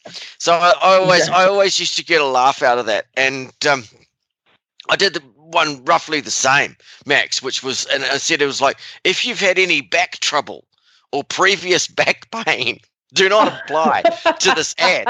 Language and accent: English; New Zealand; moved away; I was a working student for Rodney Powell, and I came over from New Zealand, and I'd already ridden like at the advanced level